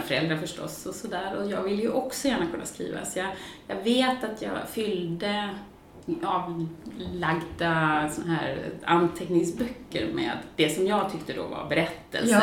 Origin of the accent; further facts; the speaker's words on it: Gothenburg, Västra Götaland, Sweden; moved away as an adult; also born or lived in Washington DC; jag är född och uppvuxen i Göteborg men har bott utomlands